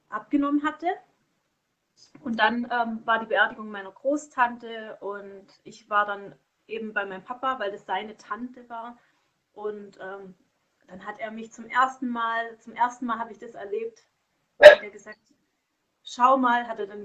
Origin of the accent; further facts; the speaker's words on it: Konstanz, Baden-Württemberg, Germany; also born or lived in Bad Säckingen; also damals hatte ich woanders gewohnt, an der Schweizer Grenze in, in Bad Säckingen, da ist mein Geburtsort. Und dann sind wir weggezogen nach Konstanz. Und dann haben wir dort eben gelebt.